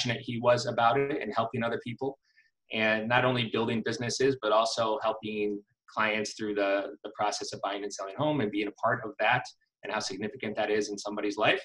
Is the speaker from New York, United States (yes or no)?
no; Connecticut, United States; I am originally from Connecticut and grew up in a real estate family